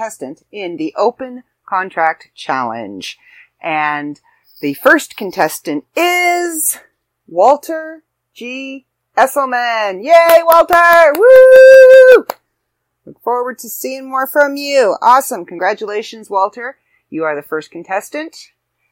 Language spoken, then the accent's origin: English; Canada; brethren in being Canadian